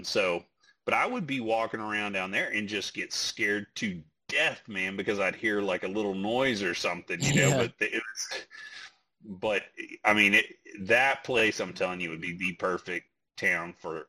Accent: West Texas, United States; I grew up out in West Texas

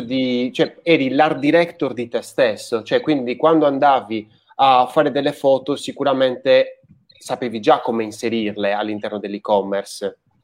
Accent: Sardinia, Italy; now in Tuscany, Italy; io sono di origini, cioè origini, sono sardo

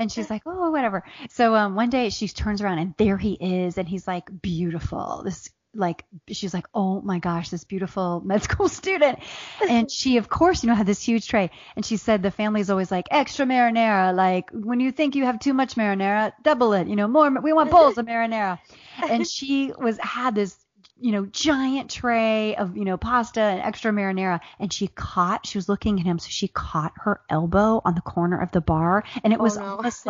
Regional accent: Southern Ohio, United States; now in Atlanta, United States; I grew up in the Midwest. I grew up in the heart.

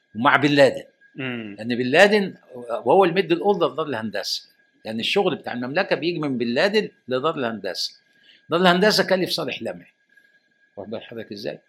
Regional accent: Egypt; انا راجل مصري وعشت في مصر وتعلمت في مصر وهدفن في مصر

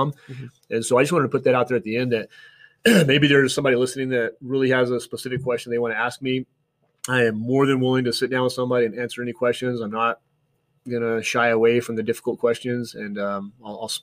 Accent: Flagstaff, Arizona, United States; I didn't grow up here. I grew up in Flagstaff

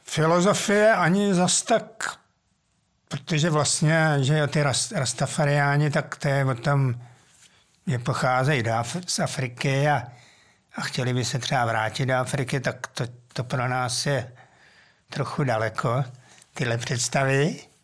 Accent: Mladá Boleslav, Central Bohemian Region, Czechia; já jsem vlastně jako dítě nebydlel úplně přímo v Boleslavi, mm-hmm. ale na vesnici.

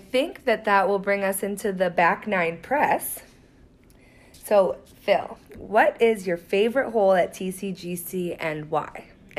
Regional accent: Canada; moved away as an adult; now in United States; I grew up in Canada

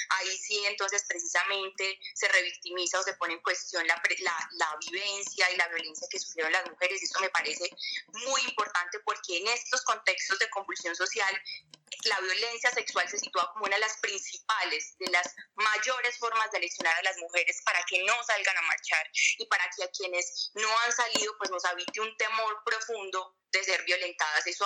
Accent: El Bagre, Antioquia, Colombia; yo particularmente soy del Bajo Cauca, del Bagre, eh, de un, gran parte de mi familia desplazada del Bajo Cauca.

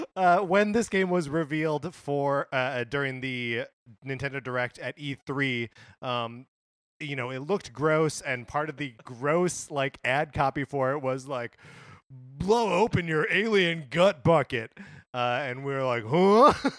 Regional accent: Wisconsin, United States; I grew up in Wisconsin

